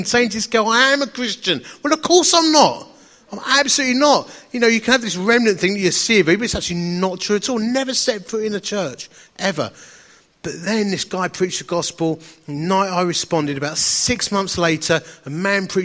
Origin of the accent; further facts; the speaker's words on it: Romford, East of England, United Kingdom; accent: Essex; As you can tell from my beautiful accent, I'm from a place called Romford in Essex